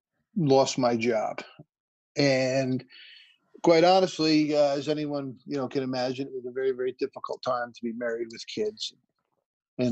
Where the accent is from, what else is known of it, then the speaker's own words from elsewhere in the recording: West Milford, New Jersey, United States; Born and raised in West Milford, New Jersey, in a broken family.